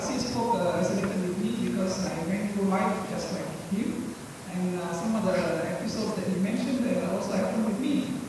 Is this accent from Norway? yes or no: no; Singapore; I suppose the struggle is something that is everlasting, as a Singaporean.